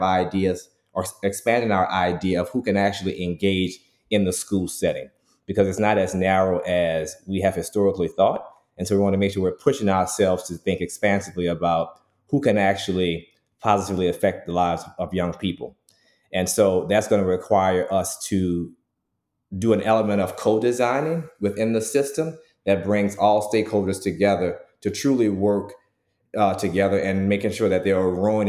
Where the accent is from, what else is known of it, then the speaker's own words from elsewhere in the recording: New Orleans, Louisiana, United States; I'm from New Orleans